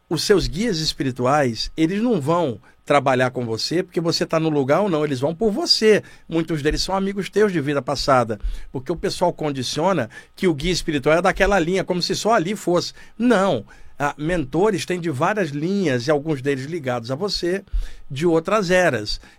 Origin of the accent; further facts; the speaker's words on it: Criciúma, Santa Catarina, Brazil; Eu, eu sou de Criciúma, Santa Catarina.